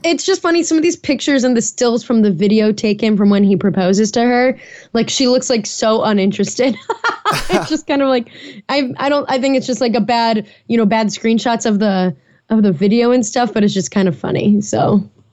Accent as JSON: {"language": "English", "town": "Naperville", "region": "Illinois", "country": "United States", "tie": "born or raised there", "moved": "yes", "said": "I'll be in the Chicago suburbs for that back in my hometown, Naperville"}